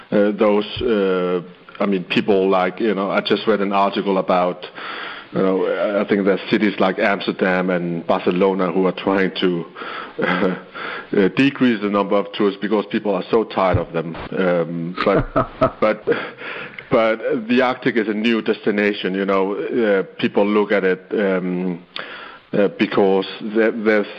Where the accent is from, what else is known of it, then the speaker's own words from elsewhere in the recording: Sisimiut, Qeqqata, Greenland; my hometown, Sisimiut, where I grew up